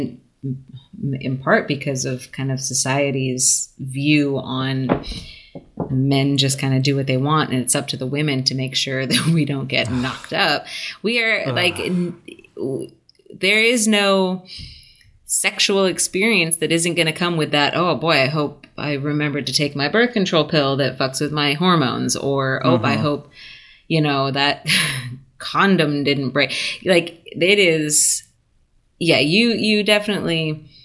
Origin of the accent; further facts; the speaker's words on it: United States; as an American